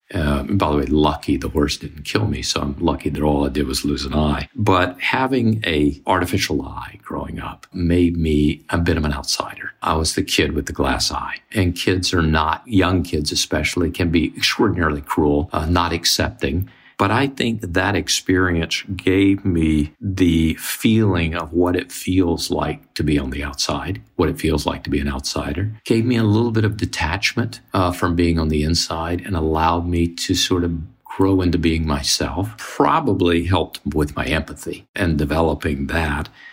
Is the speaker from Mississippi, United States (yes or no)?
yes; Mississippi, United States; born or raised there